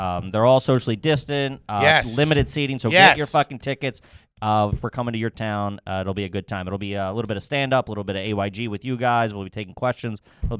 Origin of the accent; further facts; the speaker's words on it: Bensalem, Pennsylvania, United States; accent: Philly; I'm from Ben Salem.